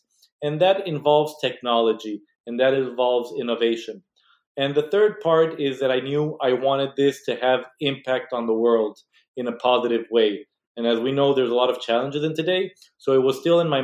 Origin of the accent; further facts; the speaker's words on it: Mexico; moved away as an adult; now in United States; I was born and raised in Mexico